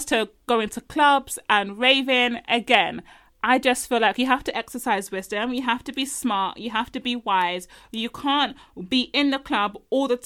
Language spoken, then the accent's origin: English; Nigeria; I'm Nigerian.